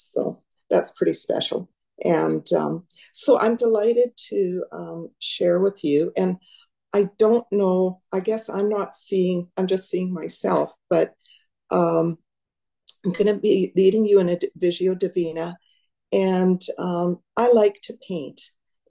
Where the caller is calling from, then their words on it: Nicola Lake, British Columbia, Canada; I'm joining from Nicola Lake, which is about a 2.5 hour drive north east of Abbotsford through the mountains and into more of desert country of the interior of BC.